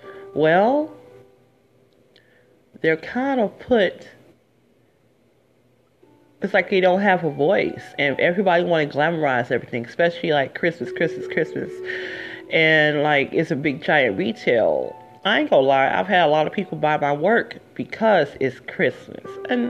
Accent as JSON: {"language": "English", "town": "Detroit", "region": "Michigan", "country": "United States", "said": "I'm from the D. I'm from Detroit originally"}